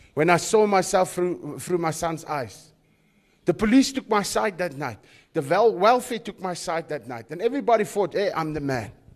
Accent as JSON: {"language": "English", "town": "Krugersdorp", "region": "Gauteng", "country": "South Africa", "tie": "born or raised there", "moved": "yes", "lives_now": "George, South Africa", "said": "Where I grew up in the West in, in, in, in, in, in the West, in Krugersdorp, it was about survival."}